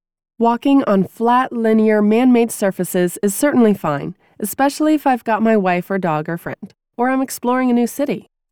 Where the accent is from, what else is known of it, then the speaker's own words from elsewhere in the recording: New England, United States; Growing up in New England, I developed my cross-country running chops actually running across the country surrounding my house.